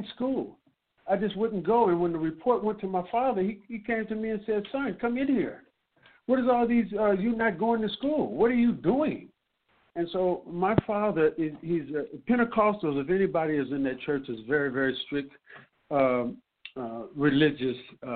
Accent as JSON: {"language": "English", "town": "San Francisco", "region": "California", "country": "United States", "said": "I'm from Fillmore"}